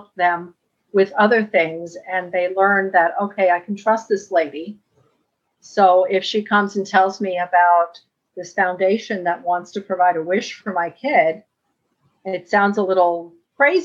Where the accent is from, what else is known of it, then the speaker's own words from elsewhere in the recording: New York City, New York, United States; I grew up in a very, you know, Latino community, Washington Heights